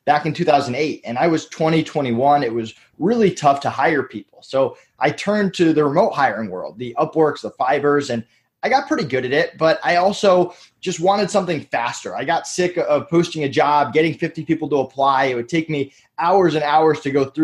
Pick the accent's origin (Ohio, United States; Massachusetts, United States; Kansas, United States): Massachusetts, United States; now in Orlando, United States; I'm from Massachusetts originally